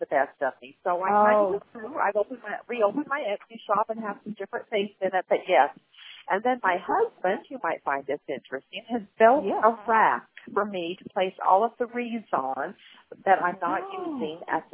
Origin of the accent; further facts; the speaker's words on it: Thornton, Idaho, United States; I was born in Thornton, Idaho on a farm, and of course there was abundant nature around me.